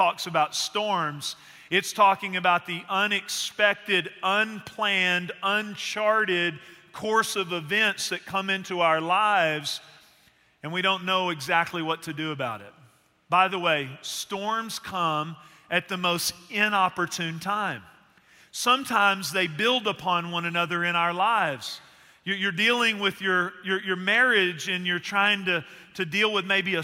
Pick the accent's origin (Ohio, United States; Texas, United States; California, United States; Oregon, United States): Texas, United States; Northeast; moved away as an adult; also born or lived in Abilene, Texas; now in Central Texas, United States; I grew up in Northeast Texas, spent some time in Central Texas around here